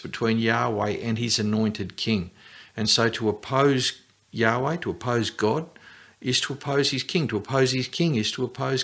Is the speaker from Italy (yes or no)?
no; Australia; as an Australian